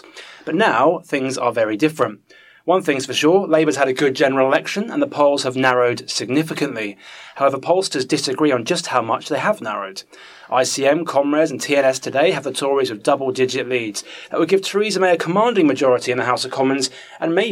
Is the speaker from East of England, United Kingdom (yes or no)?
yes; Bedford, East of England, United Kingdom; I'm from Bedford